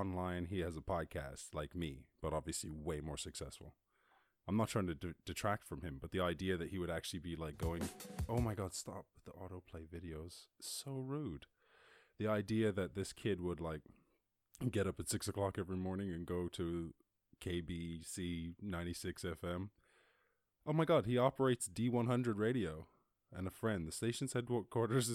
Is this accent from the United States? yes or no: no; Ireland; I grew up in Ireland